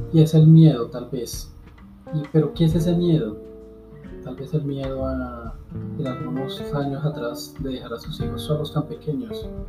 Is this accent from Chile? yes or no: no; Colombia; aquí en mi país, en Colombia